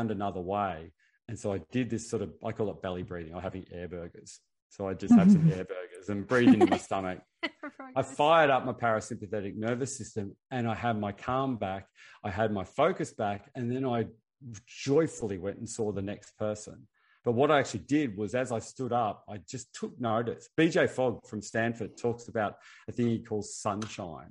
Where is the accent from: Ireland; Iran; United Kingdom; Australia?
Australia; I'm Australian.